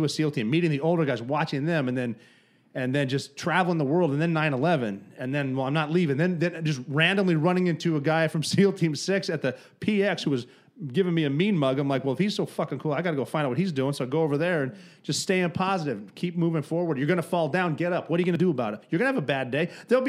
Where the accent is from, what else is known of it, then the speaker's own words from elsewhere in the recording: Montana, United States; I grew up in Montana.